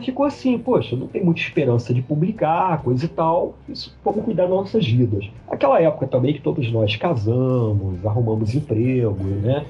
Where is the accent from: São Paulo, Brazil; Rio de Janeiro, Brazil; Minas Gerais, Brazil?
Rio de Janeiro, Brazil; Macaé; eu voltei para minha cidade natal, Macaé, em 92